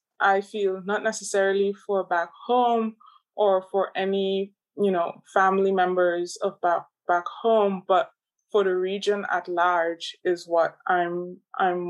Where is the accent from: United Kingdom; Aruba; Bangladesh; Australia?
Aruba; now in Netherlands; I grew up in Aruba